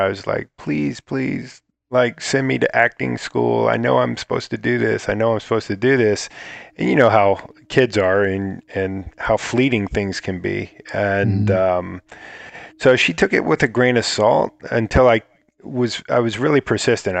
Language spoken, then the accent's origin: English; Akron, Ohio, United States; also born or lived in Bath, Ohio; I was in Ohio. I was born in Akron, Ohio, and I, in a farm town called Bath